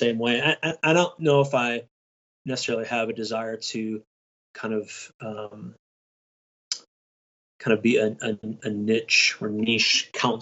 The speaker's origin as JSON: {"language": "English", "region": "Michigan", "country": "United States", "said": "I'm from Michigan. I live about 25 minutes northwest of Detroit."}